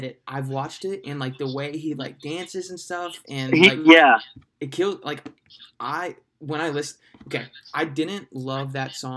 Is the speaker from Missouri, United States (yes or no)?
no; Ohio, United States; growing up in Ohio